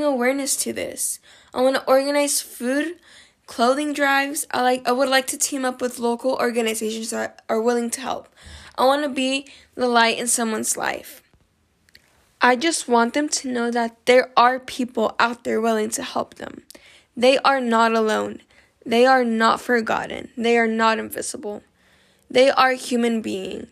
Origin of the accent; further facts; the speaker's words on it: Liberal, Kansas, United States; my hometown Liberal